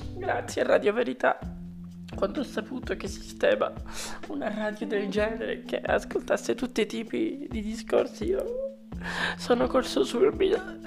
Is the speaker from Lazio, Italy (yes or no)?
yes; Rome, Lazio, Italy; vengo da Roma